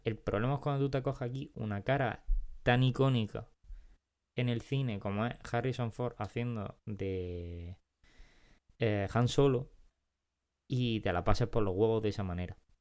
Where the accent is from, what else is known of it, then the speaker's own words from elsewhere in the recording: Granada, Andalusia, Spain; accent: Granada; como hablamos nosotros no, normalmente es como se habla en Granada